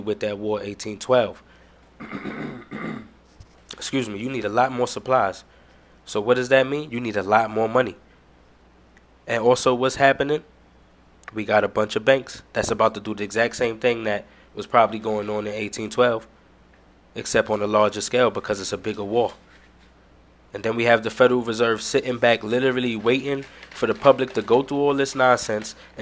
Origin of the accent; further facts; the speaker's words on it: New York, United States; I'm from New York